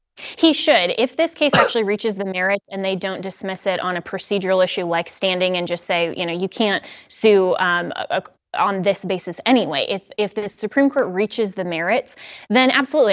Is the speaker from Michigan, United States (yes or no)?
no; Colorado, United States; Colorado, my home state